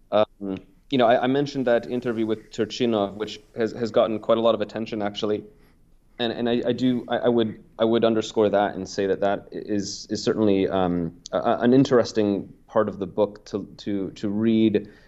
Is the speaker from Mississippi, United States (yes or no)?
no; Oregon, United States; moved away as an adult; also born or lived in Portland, Oregon; now in Ukraine; in Oregon, my home state